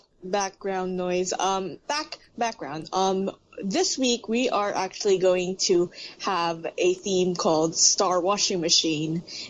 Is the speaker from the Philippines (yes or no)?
yes; Philippines; I'm actually from the Philippines